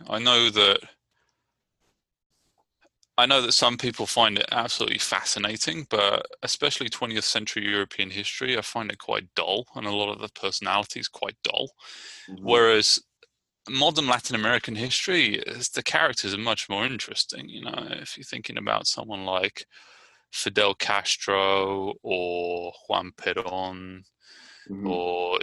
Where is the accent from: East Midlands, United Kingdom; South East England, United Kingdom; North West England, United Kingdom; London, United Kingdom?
South East England, United Kingdom; Brighton; now in Richmond, United States; I'm from Brighton, England.